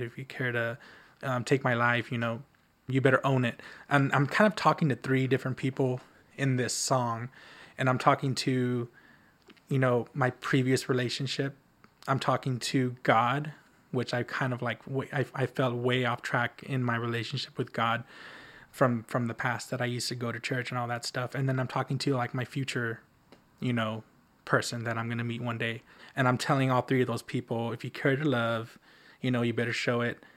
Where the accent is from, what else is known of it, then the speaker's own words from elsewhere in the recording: the Valley, South Texas, United States; moved away as an adult; now in Austin, United States; It's it's my hometown, so I feel pretty safe